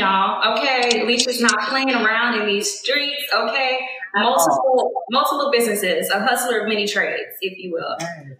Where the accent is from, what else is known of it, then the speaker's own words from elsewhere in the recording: Houston, Texas, United States; now in Atlanta, United States; I've been here for 3 years, girl. I'm just like, I love it. I'm from Houston